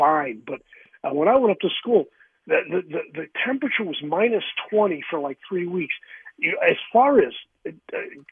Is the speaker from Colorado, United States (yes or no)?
no; Connecticut, United States; moved away as an adult; also born or lived in upstate New York; now in Louisville, United States; I grew up in Connecticut, but I went to college in upstate New York